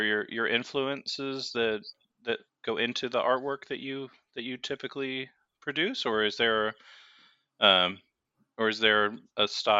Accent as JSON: {"language": "English", "town": "Overland Park", "region": "Kansas", "country": "United States", "tie": "born or raised there"}